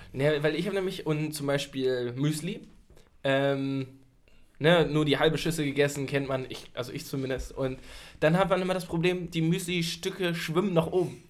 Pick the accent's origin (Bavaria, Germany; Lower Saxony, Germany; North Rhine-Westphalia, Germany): Lower Saxony, Germany; near Hanover; ich bin ja in der Nähe von Hannover groß geworden